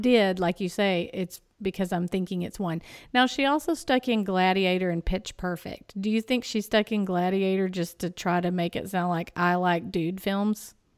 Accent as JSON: {"language": "English", "region": "East Texas", "country": "United States", "said": "I'll pronounce it Annalise because I'm from East Texas"}